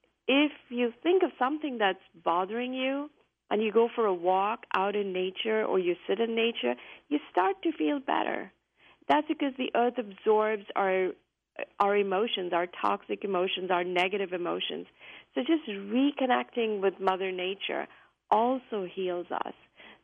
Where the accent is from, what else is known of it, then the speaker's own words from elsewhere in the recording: India; now in United States; I came from India, I came to the U.S., and there were many things that were different, things that I didn't really understand